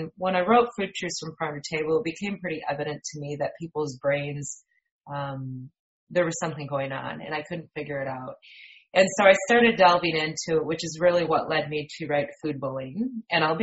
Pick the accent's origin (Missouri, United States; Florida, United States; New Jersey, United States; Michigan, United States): Michigan, United States; moved away as an adult; also born or lived in West Central Indiana; now in Indiana, United States; I'm originally from Michigan and from a dairy farm, went to Michigan State University